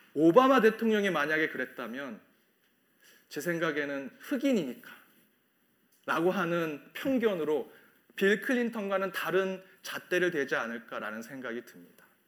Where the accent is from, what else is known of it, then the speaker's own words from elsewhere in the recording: South Korea; now in Chicago, United States; 우리 한국 이민교회